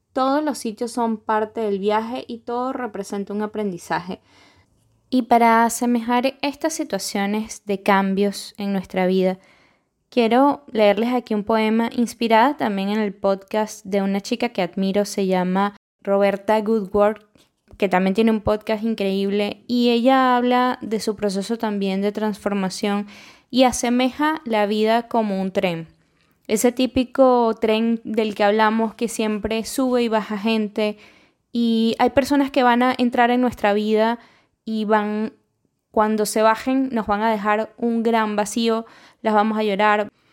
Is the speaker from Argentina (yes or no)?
no; Venezuela; moved away as an adult; now in Lima, Peru; yo soy venezolana y tengo dos añitos recién cumplidos viviendo acá